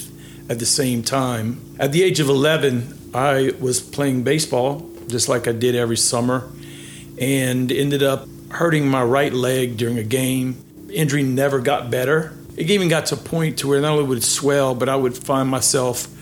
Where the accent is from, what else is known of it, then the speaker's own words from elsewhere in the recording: Milton, Louisiana, United States; also born or lived in Lafayette, Louisiana; I actually grew up in Milton, Louisiana, where that's where my roots are